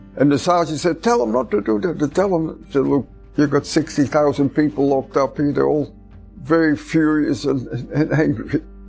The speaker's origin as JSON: {"language": "English", "country": "Netherlands", "moved": "yes", "said": "from Holland"}